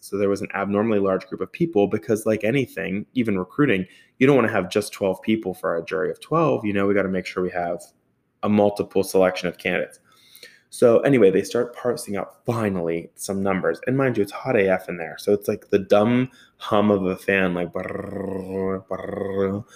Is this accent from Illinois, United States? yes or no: no; Pleasant Hills, Pennsylvania, United States; also born or lived in Robinson; I grew up in Pleasant Hills